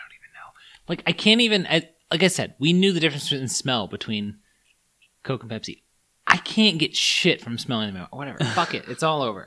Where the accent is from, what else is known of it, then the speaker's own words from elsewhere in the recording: United States; I was born in the States